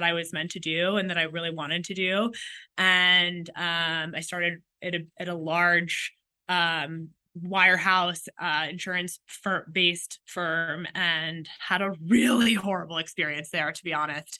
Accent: Washington, District of Columbia, United States; I grew up in Washington, D.C.

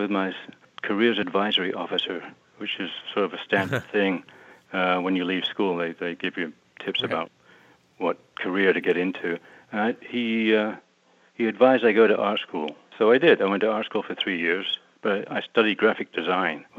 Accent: Southampton, South East England, United Kingdom; also born or lived in Glasgow, Scotland; I was born in Southampton, which is in southern England. On the coast, it's a big seaport. But my dad was from Glasgow, so we moved up there. I think I was about one, and we came back down to Southampton when I was 9 or 10

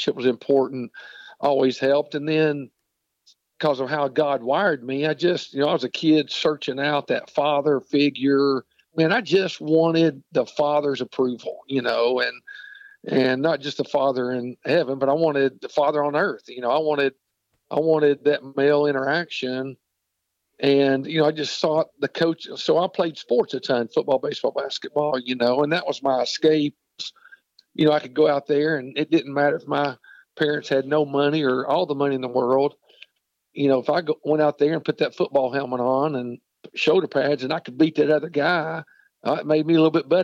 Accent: Knoxville, Tennessee, United States; I grew up in Knoxville, Tennessee

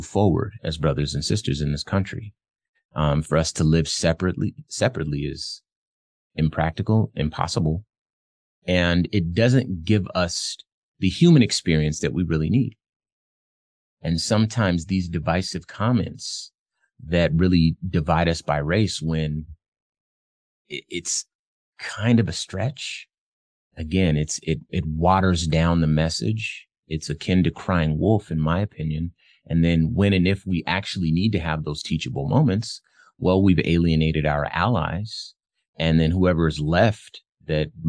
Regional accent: Phoenix, Arizona, United States; I'm from Phoenix

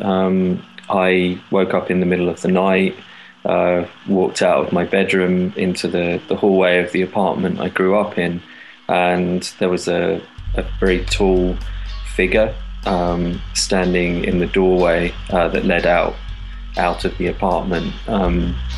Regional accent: London, United Kingdom; growing up in London's very multicultural

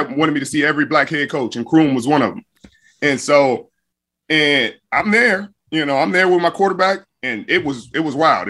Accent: Los Angeles, California, United States; moved away as an adult; also born or lived in Inglewood / Compton / Stanford; we were raised in Watts till I was 10, and then we moved around, got to Compton to go to high school, and then went up to Stanford.

